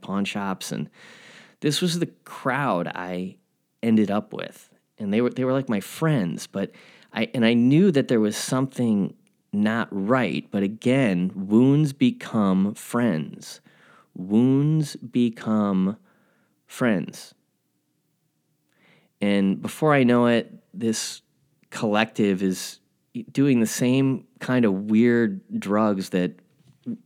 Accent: Glendale, Illinois, United States; I'm from Glendale, Illinois

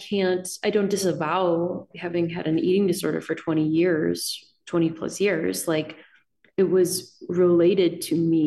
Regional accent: Illinois, United States; accent: Midwestern; you can probably hear my Midwestern vowels. I feel like you can also probably in my sentences read a certain kind of like, I grew up in Illinois.

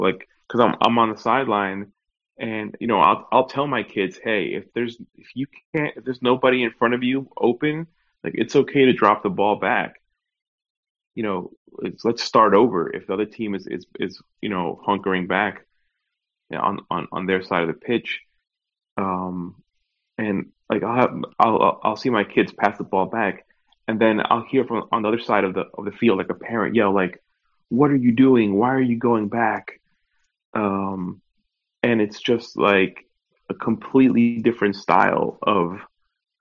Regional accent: New York, United States; born or raised there; now in Orlando, United States

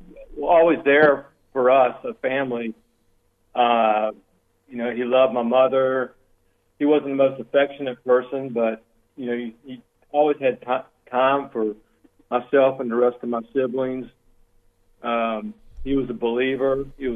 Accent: Elizabeth City, North Carolina, United States; now in Greensboro, United States; My hometown, Elizabeth City

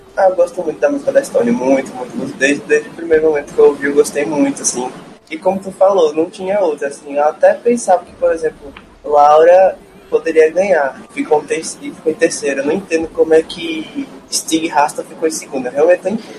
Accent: Campina Grande, Paraíba, Brazil; sou de Campina Grande, Paraíba.

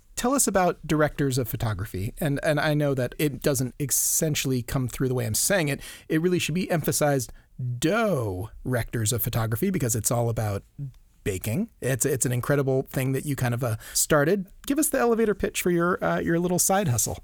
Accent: Maui, Hawaii, United States; a little howly boy growing up in Maui

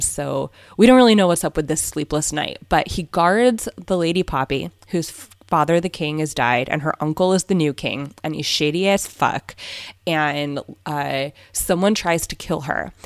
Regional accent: Southern California, United States; moved away as an adult; now in Berkshires, United States; we're from Southern California

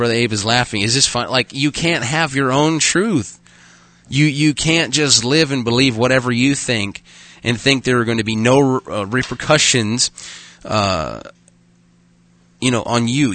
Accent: Arkansas, United States; now in Dickinson, United States; I'm from Arkansas, but I did go to public school.

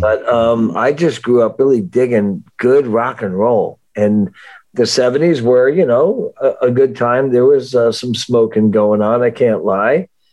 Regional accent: Miami Beach, Florida, United States; also born or lived in Livingston, New Jersey, United States; I then moved to Miami Beach, Florida

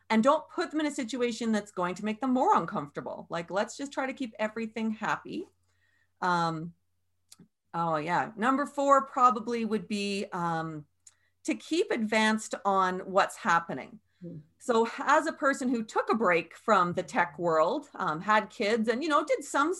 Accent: Canada; we're Canadian

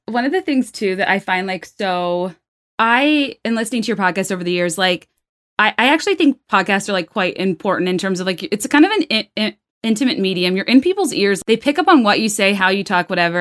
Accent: the South, United States; I'm from the South

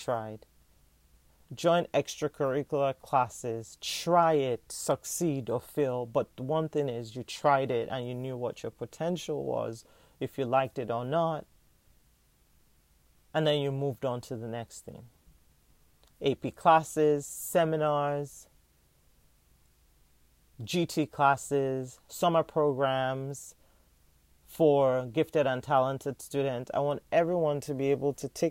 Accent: Nigeria; now in United States; as a Nigerian American

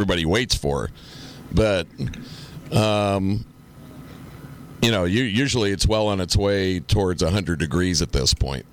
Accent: Pittsburgh, Pennsylvania, United States; moved away; till the time I moved from Pittsburgh

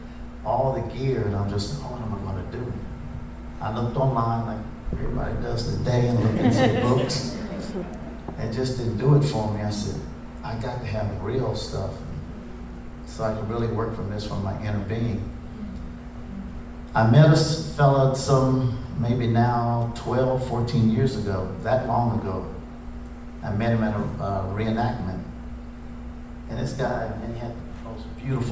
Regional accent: Franklin County, Ohio, United States; I was raised in Franklin County, Ohio

